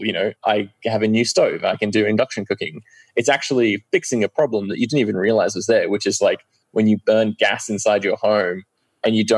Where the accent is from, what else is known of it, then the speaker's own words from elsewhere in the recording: Australia; moved away as an adult; also born or lived in London, United Kingdom; now in Oslo, Norway; I was 8 years old when I moved away from London to Australia